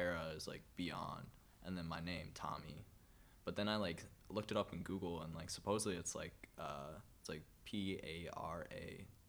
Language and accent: English; Menomonee Falls, Wisconsin, United States; I grew up in Menominee Falls